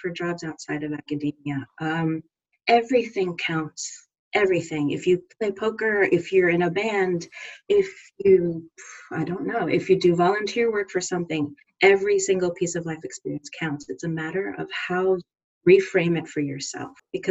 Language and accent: English; New York, United States; moved away as an adult; also born or lived in Montreal, Canada; I am originally from New York and I'm back in New York now